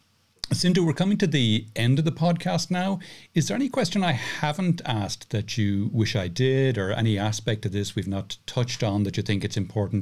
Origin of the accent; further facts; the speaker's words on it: Ireland; now in Spain; I'm from Ireland, but I live in Spain.